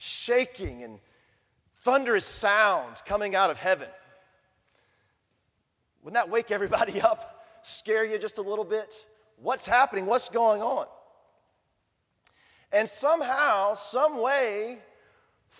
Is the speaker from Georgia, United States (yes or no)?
yes; Thomasville, Georgia, United States; accent: southern drawl; my hometown in Thomasville, Georgia